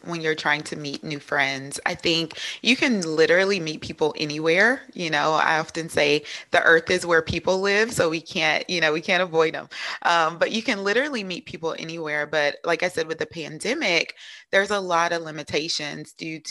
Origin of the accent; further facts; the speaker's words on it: Louisiana, United States; accent: Southern twang; also born or lived in Minnesota; now in South Carolina, United States; I'm from Louisiana, so you may hear a little bit of Southern twang in there, but currently living in South Carolina.